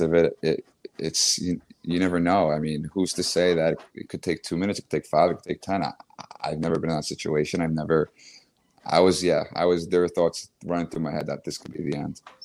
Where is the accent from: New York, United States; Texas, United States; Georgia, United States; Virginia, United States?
New York, United States; Long Island; now in New York City, United States; I grew up in Long Island